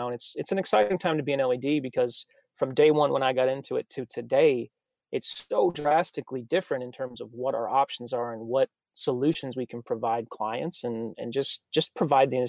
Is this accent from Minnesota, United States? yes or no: yes; Minnesota, United States; also born or lived in Texas; now in Nashville, United States; I'm from Minnesota originally, so this is better than the snow that's all over my hometown